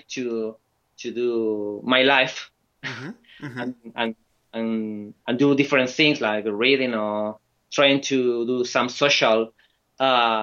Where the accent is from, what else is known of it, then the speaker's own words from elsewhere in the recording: Valencia, Valencian Community, Spain; English is a second language; now in Bilbao, Spain; I live in Bilbao, but I'm from Valencia.